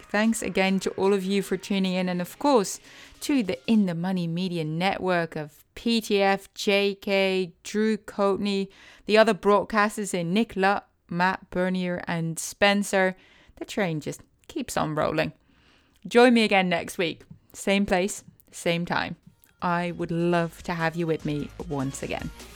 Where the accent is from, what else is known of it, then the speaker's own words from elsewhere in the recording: Utrecht, Netherlands; now in United States; I was born in Utrecht